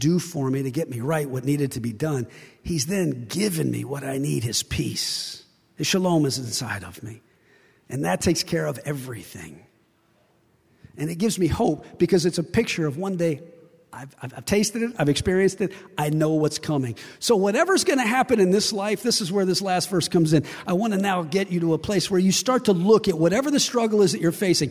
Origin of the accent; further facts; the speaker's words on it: West Virginia, United States; I'm from West Virginia.